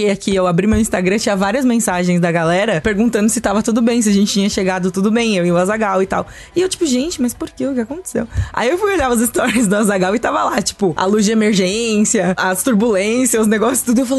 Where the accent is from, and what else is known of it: Brazil